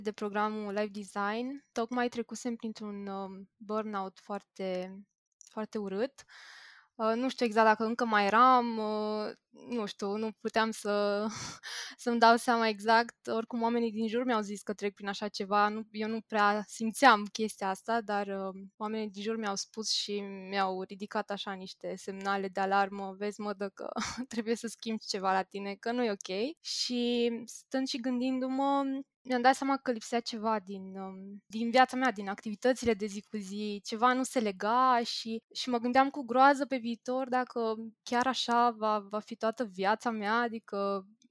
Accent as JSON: {"language": "Romanian", "region": "Bucharest", "country": "Romania", "said": "sunt din București, am 26 de ani"}